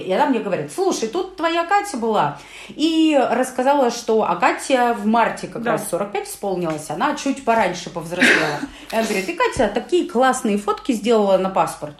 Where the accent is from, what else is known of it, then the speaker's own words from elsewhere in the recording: Urals, Russia; нас, уральцев